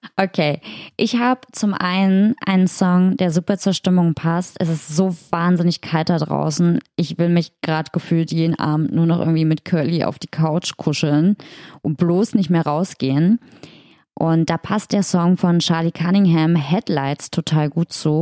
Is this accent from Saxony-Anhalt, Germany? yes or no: yes; Magdeburg, Saxony-Anhalt, Germany; in Magdeburg, in meiner Heimat